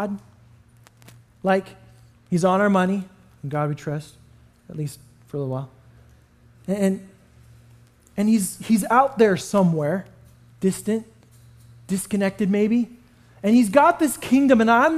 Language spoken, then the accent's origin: English; Canada; moved away; I grew up in Canada